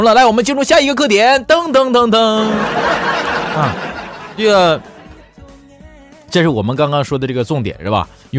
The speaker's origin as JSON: {"language": "Chinese", "region": "Northeast China", "country": "China", "accent": "Northeastern Mandarin", "said": "拿我们东北话来说，就是你是一个实惠人啊，特别实惠啊"}